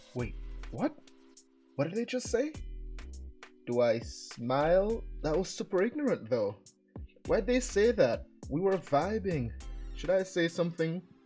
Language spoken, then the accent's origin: English; Jamaica; moved away; I was born and raised in Jamaica